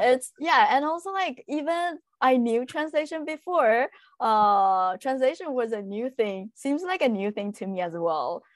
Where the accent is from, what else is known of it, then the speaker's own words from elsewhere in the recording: China; English is a second language; moved away as an adult; also born or lived in Utah, United States; now in Monterey, United States; I'm from China